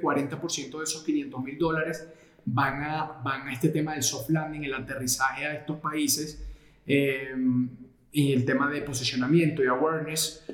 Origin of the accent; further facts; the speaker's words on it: Venezuela; moved away as an adult; also born or lived in Portugal / Madrid, Spain; now in Colombia; nací en Portugal, pero me crié en Venezuela